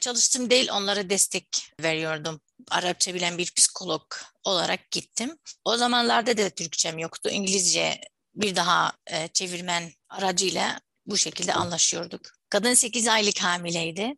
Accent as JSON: {"language": "Turkish", "country": "Syria", "second_language": "Turkish", "moved": "as an adult", "lives_now": "Turkey", "said": "Suriyeli misin? Evet dedim"}